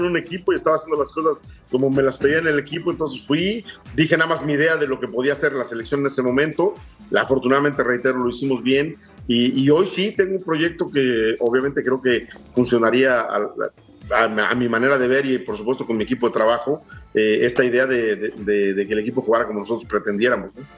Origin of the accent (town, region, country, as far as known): Mexico